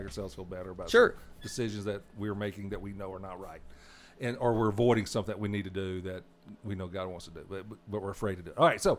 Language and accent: English; Arkansas, United States; And I was raised 15 miles from Louisiana, and that's where my accent is the way it is.